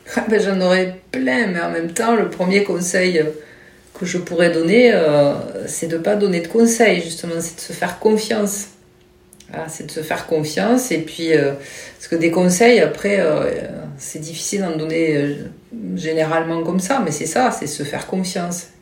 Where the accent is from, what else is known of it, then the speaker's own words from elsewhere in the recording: Toulouse, Occitania, France; also born or lived in Mérignac / Marmande; je suis de Toulouse.